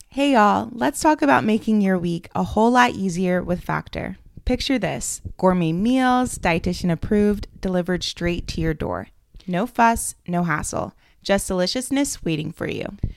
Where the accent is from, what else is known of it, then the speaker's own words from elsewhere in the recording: Atlanta, Georgia, United States; moved away; Atlanta, my hometown